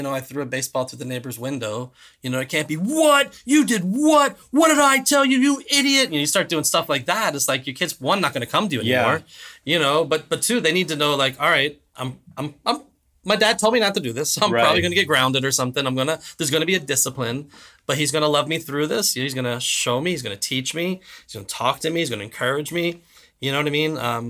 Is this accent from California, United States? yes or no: no; Florida, United States; also born or lived in Virginia; I grew up in South Florida, but not Central Florida.